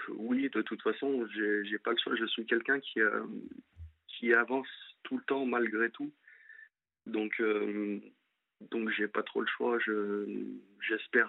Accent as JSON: {"language": "French", "town": "Lyon", "region": "Auvergne-Rhône-Alpes", "country": "France", "moved": "as an adult", "lives_now": "Angers, France", "said": "je suis de Lyon et je suis monté pour euh, pour mon ex sur Angers"}